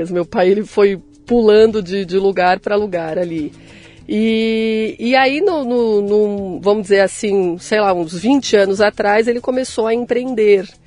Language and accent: Portuguese; São Paulo, Brazil; born there; Nasci em São Paulo, capital.